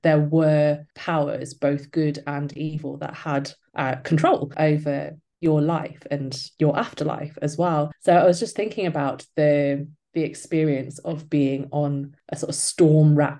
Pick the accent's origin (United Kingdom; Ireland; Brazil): United Kingdom; Newcastle upon Tyne, North East England; I am a historical novelist from Newcastle